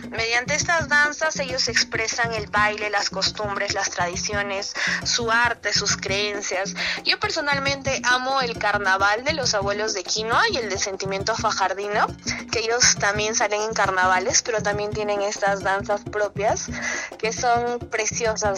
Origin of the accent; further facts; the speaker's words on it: Ayacucho, Peru; soy guamanguina, soy ayacuchana de corazón